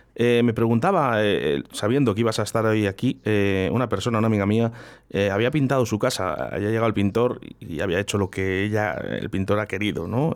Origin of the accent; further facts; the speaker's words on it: Spain; somos muchos españoles